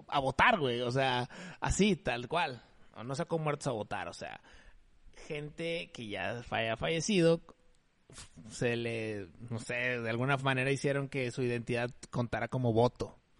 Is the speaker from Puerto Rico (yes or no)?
no; Mexico; soy mexicano y somos bastante chileros